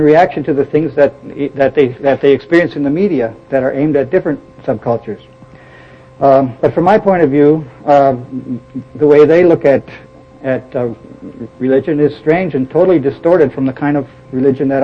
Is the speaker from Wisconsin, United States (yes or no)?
yes; Milwaukee, Wisconsin, United States; I was born in Milwaukee, Wisconsin. I grew up as a member of the Lutheran Church, and I went to grade school and high school in Lutheran schools